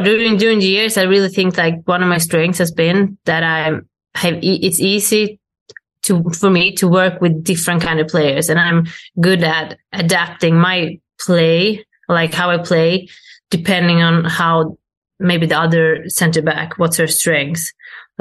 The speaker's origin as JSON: {"language": "English", "country": "Sweden", "moved": "as an adult", "lives_now": "Italy", "said": "I go out of Sweden and I come back to play in Sweden"}